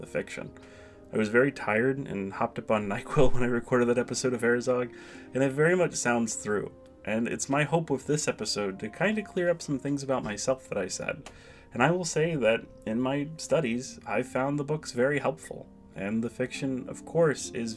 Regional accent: United States; as an American, onion is kind of a staple of our diet.

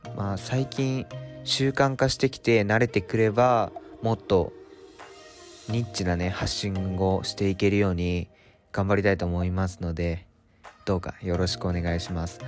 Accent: Japan; moved away as an adult; now in Tokyo, Japan; 国境の島から急に東京に上京してきた大学生

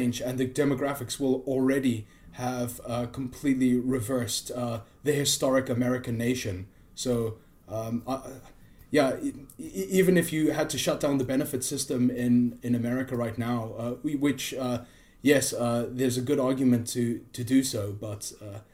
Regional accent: South Africa; I'm from South Africa

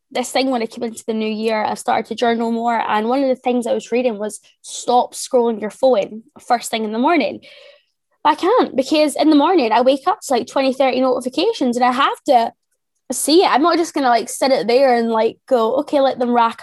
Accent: Ayr, Scotland, United Kingdom; also born or lived in England; I am from a little town called Ayr, which is about 45 minutes from Glasgow. It's a little seaside town. I've always been from here

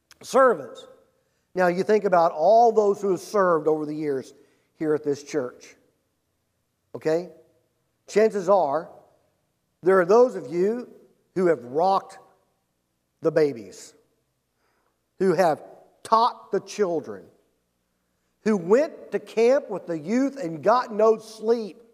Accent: Pauls Valley, Oklahoma, United States; When I was growing up in Nowhere, Oklahoma, okay? Paul's Valley, Oklahoma

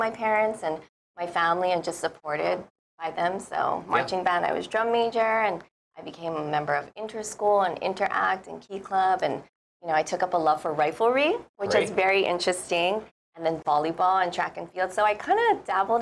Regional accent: Honolulu, Hawaii, United States; I grew up in Manoa

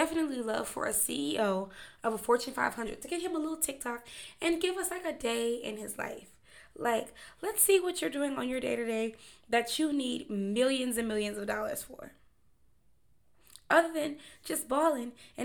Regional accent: Memphis, Tennessee, United States; I'm from Memphis, so News Channel 3

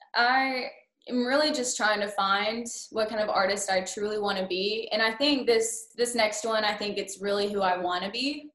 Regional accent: Lone Grove, Oklahoma, United States; moved away as an adult; also born or lived in Edmond, Oklahoma; now in Murfreesboro, United States; I am born and raised in Lone Grove, Oklahoma

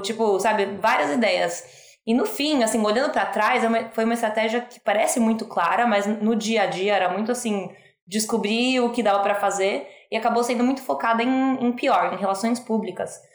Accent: Brazil; moved away as an adult; now in United States; eu sou brasileira, mas eu falo um português horrível. Eu moro nos Estados Unidos há 15 anos

